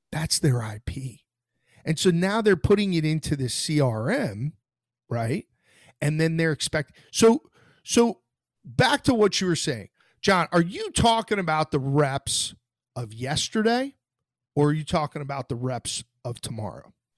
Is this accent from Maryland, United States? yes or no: no; Florida, United States; I'm from Florida